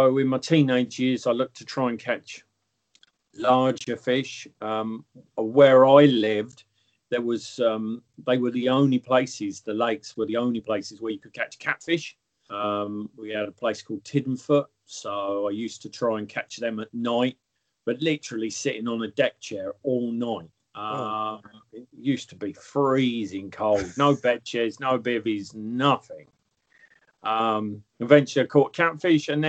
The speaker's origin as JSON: {"language": "English", "town": "Dunstable", "region": "East of England", "country": "United Kingdom", "tie": "born or raised there", "also_born_or_lived": "Luton", "moved": "yes", "said": "I come from, I was born in Luton and I grew up most of my life in Dunstable, which is really next door to Luton."}